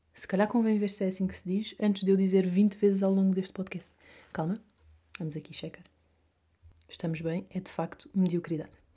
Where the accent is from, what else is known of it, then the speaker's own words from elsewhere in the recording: Vila Real de Santo António, Algarve, Portugal; accent: Algarvio; moved away as an adult; now in Madrid, Spain; Primeiro eu cresci uh, a minha terra, no Algarve, Vila Real de Santo António, fica aqui dito, é coladinha a Espanha